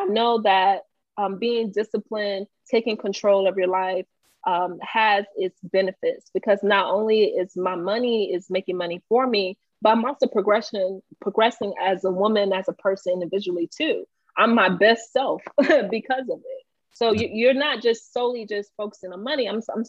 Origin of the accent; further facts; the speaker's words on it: Haiti; also born or lived in Belgrade; us being Haitian, we're very passionate. But they call it grit. Growing up in Belgrade, being Haitian culturally, you know, that was already tough.